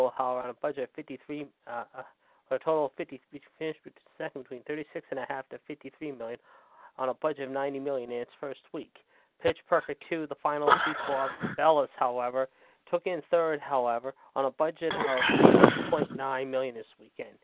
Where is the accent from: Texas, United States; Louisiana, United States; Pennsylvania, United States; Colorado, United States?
Pennsylvania, United States; Pittsburgh; 2 hours north of Pittsburgh, my hometown